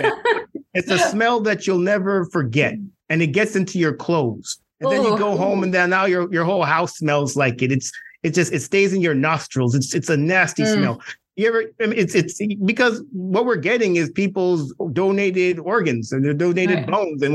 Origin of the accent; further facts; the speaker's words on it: Canada; moved away as an adult; also born or lived in Clemson / New York; I'm originally from Canada.